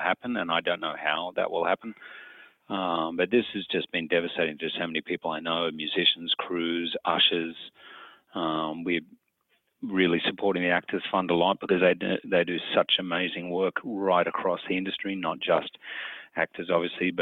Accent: Australia; now in New York City, United States; in Australia, we're complete snobs, coffee snobs

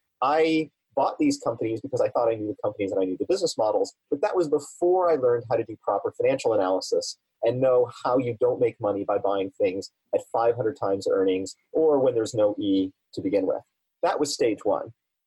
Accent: Germany; also born or lived in Italy; Well, as you know, I was born in Italy. I grew up on U.S. Army bases in Germany.

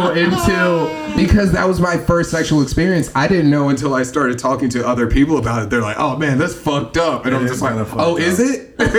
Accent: Midwest, United States; what I grew up in the Midwest, or what people down here consider the North

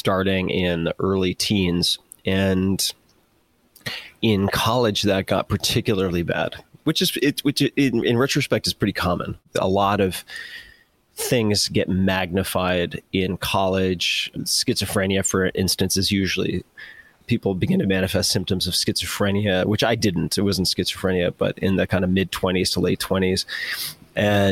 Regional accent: Long Island, New York, United States; I was born and raised on Long Island, very much confined to a tiny, tiny geography.

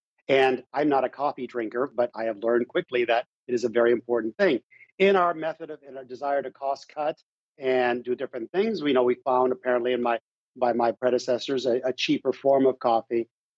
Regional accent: Mexico; born there; I was born in Mexico. I never knew my father.

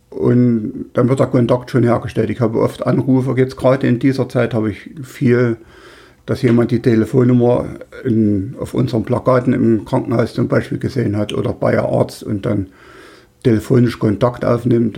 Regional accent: Weißenfels, Saxony-Anhalt, Germany; in meinem Heimatort in Weißenfels

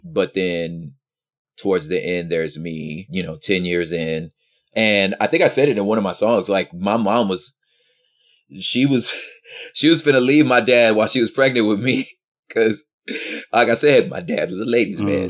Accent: West Covina, California, United States; also born or lived in South Central Los Angeles; I spent most of my early childhood there, and then most of my, like, childhood, twenty minutes east of there in the San Gabriel Valley, little, little enclave called, uh, Valenda, La Puente area called West Covina

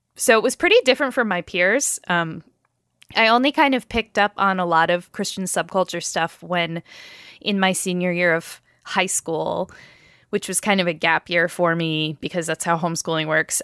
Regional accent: northeast of Albany, New York, United States; I grew up northeast of Albany, not very far, Albany, New York

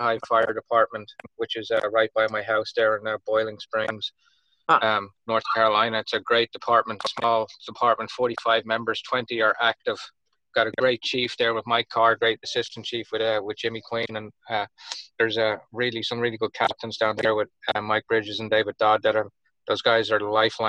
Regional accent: Dublin, Leinster, Ireland; accent: Irish; moved away as an adult; also born or lived in Miami, Florida; now in United States; I'm from Dublin, Ireland, originally. I moved to the States full-time in 2001

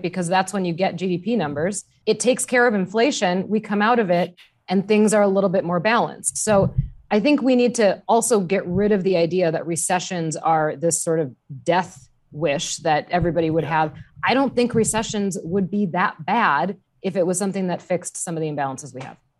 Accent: Wisconsin, United States; I grew up in Wisconsin.

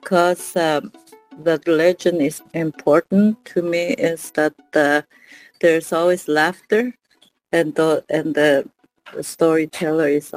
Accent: Natuashish, Newfoundland and Labrador, Canada; I'm from Natoshish, Labrador.

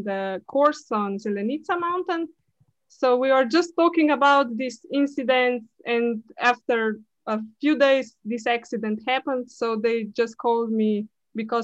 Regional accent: Tržič, Upper Carniola, Slovenia; I'm from Slovenia, from Tržič

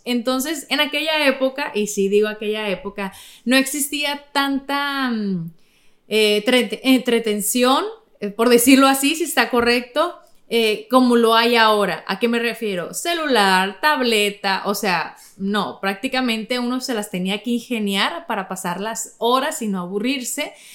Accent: Navojoa, Sonora, Mexico; de donde yo soy, Navojoa

